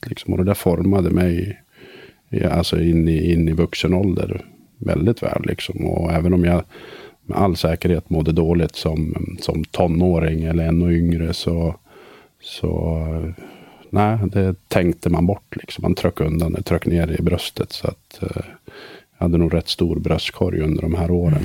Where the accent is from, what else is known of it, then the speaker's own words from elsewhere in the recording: Söderhamn, Gävleborg County, Sweden; also born or lived in Sundsvall; Jag växte upp i Söderhamn en eh, liten stad